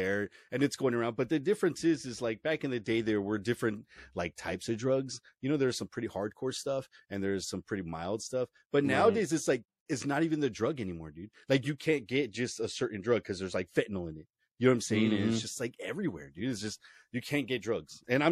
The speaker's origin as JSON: {"language": "English", "area": "outside of LA", "region": "Southern California", "country": "United States", "said": "Southern California, dude. I'm like right on outside"}